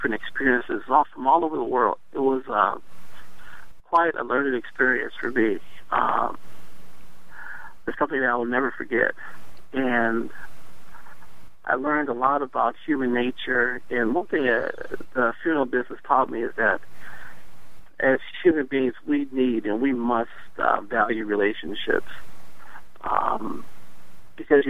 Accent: Detroit, Michigan, United States; now in Washington, United States; growing up in Detroit in the 60s and the 70s

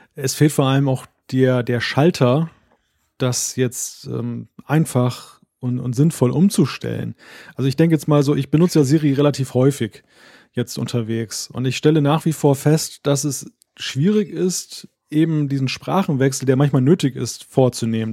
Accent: Northern Germany, Germany; den Norddeutschen

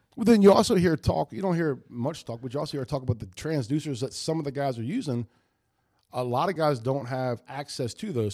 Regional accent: White Oak, United States; Growing up around White Oak

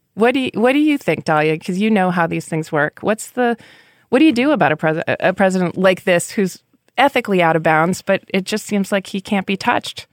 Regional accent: New Hampshire, United States; New Hampshire, my home state

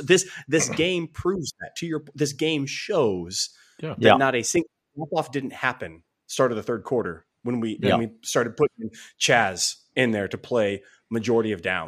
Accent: West Coast, United States; I grew up on the West Coast, and I watched the greatest route runner in the history of the NFL.

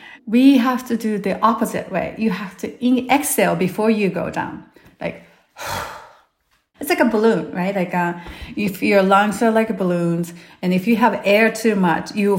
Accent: Japan; moved away; I'm from Japan originally

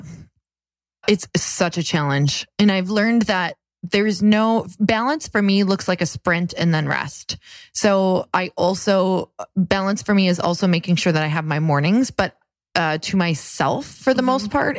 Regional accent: Upper Michigan, United States; that's where I'm from

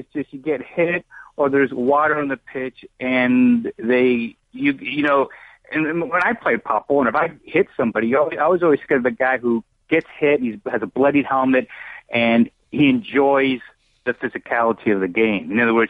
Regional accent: Brazil; also born or lived in Argentina; My dad was in the Navy, so I grew up in Brazil and Argentina.

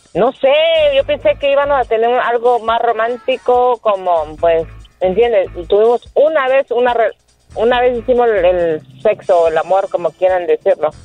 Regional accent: Guatemala; moved away; yo tenía 33 años que no regresaba a mi tierra

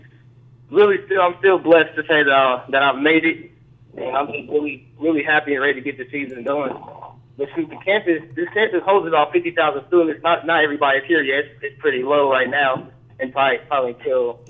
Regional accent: Topeka, Kansas, United States; moved away; I'm from Topeka, Kansas

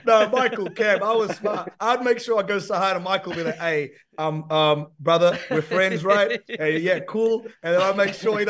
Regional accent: Czechia; I'm originally from the Czech Republic, for those that are trying to pick up where that accent is from.

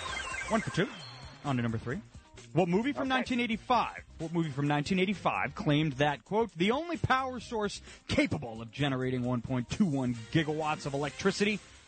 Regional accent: East Islip, New York, United States; I'm from East Islip.

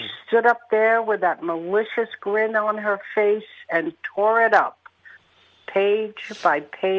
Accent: New York City, New York, United States; I'm actually originally from New York.

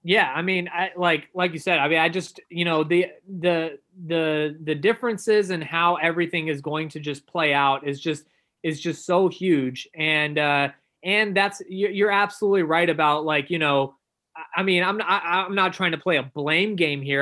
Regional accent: Dallas, Texas, United States; I grew up in Dallas

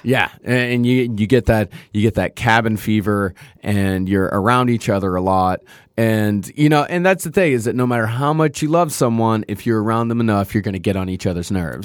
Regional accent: Texas, United States; growing up in Texas

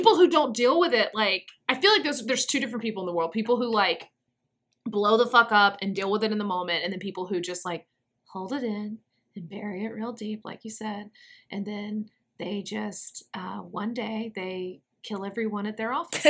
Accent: Louisville, Kentucky, United States; You're like, that's cute, but I'm from Louisville, so I.

